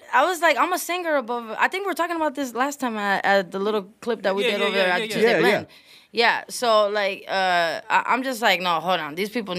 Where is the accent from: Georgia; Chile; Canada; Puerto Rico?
Puerto Rico; first language es; English is a second language; now in United States; I spoke Spanish first. I learned how to speak English when I came to the States. I came from Puerto Rico.